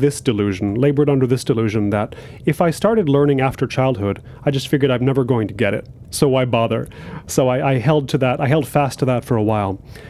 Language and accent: English; United States; moved away as an adult; now in Korea; growing up in the States, you know, you have to do a foreign language in school. Mine was Spanish